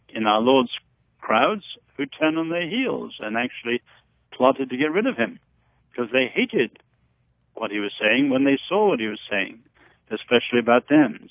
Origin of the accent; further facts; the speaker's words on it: Henan, China; moved away; Where I happened to be born, north central China, in Henan province